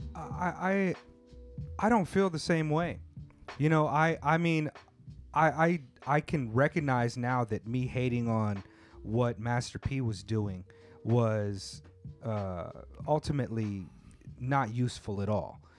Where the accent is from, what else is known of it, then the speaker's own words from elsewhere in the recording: United States; moved away as an adult; now in Tokyo, Japan; growing up in the States